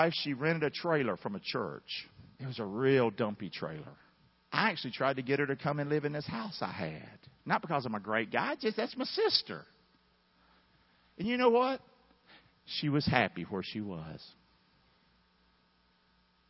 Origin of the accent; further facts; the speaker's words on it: the South, United States; growing up in the South